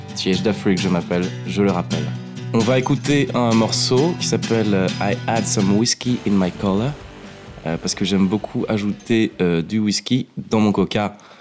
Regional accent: Bordeaux, Nouvelle-Aquitaine, France; je suis bordelais

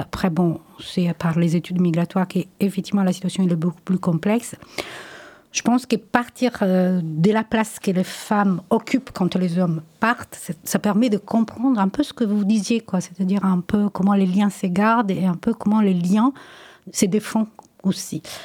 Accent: Italy; French is a second language; now in France; moi, je suis italienne, j'ai toujours parlé italien avec mes enfants

